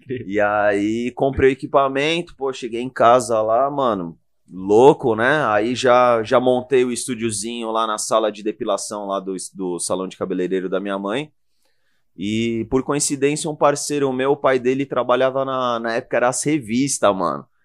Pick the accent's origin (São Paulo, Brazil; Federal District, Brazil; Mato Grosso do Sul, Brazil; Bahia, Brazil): São Paulo, Brazil; Eu sou de Moema.